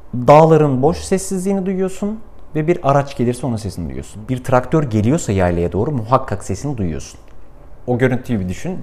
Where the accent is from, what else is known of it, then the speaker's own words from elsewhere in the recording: Kars Province, Turkey; benim çocukluğum Kars'ta geçti. Karslıyım